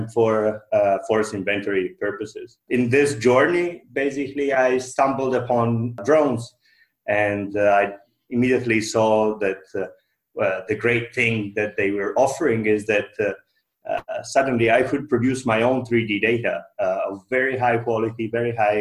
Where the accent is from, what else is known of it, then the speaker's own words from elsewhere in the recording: Italy; moved away as an adult; also born or lived in Finland / Sweden; now in Norway; I come originally from Italy, but it's about 10 years that I've been based in Scandinavia